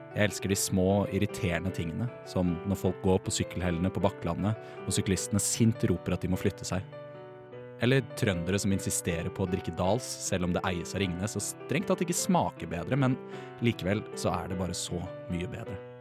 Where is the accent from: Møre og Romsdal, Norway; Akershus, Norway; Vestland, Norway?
Akershus, Norway; Bærum; now in Trondheim, Norway; Vi er fra Bærum